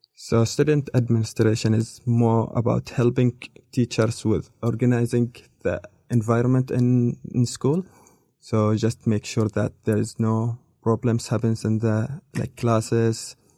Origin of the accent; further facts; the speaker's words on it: Muscat, Oman; English is a second language; moved away as an adult; also born or lived in Nizwa, Oman; now in Dunedin, New Zealand; I'm from Oman. I've been here in Dunedin like almost five years